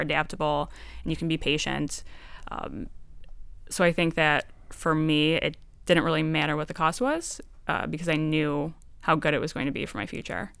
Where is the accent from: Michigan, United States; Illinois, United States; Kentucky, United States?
Michigan, United States; Detroit; I was from Detroit